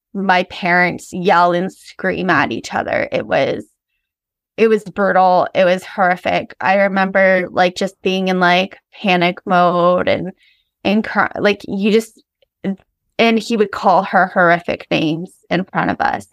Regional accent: Ontario, Canada; I grew up in Ontario

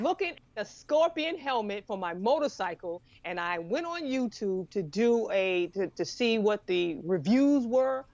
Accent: New York, United States; now in Savannah, United States; I grew up in New York

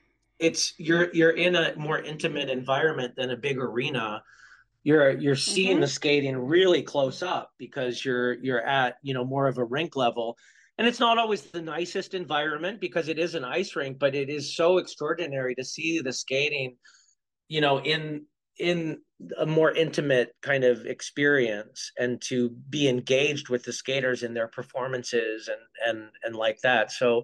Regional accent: Kittery, Maine, United States; lives in my hometown of Kittery.

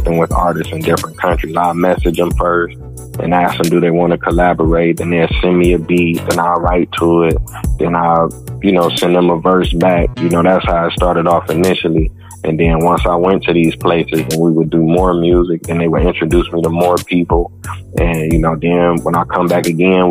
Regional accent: Cleveland, Ohio, United States; I'm from Cleveland, Ohio

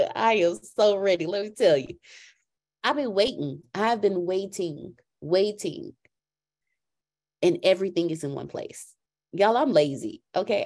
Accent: Texas, United States; accent: Texan; I'm from Texas, so I got that part down. Oh, that man, that accent came out strong.

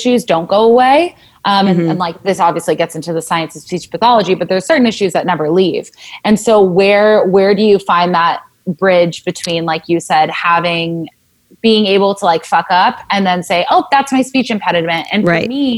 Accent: Southern California, United States; I grew up in Southern California

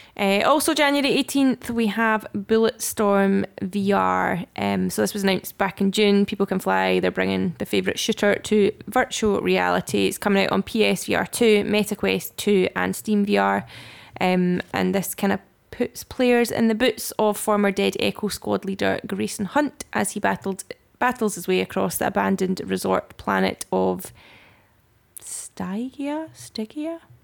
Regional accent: Scotland, United Kingdom; we are Scottish Gamers

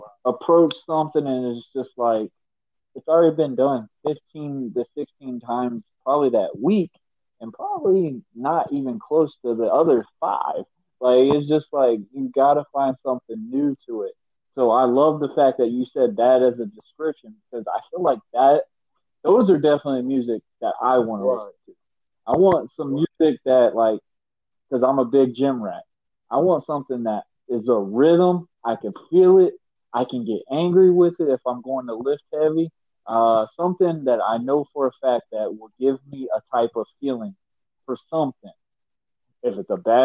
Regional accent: Miami, Florida, United States; Me being a Miami boy

